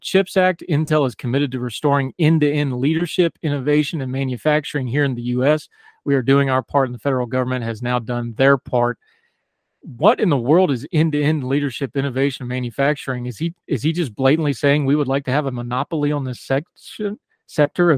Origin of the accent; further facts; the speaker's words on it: West Virginia, United States; West Virginian. I'm old enough to remember Robert C. Byrd.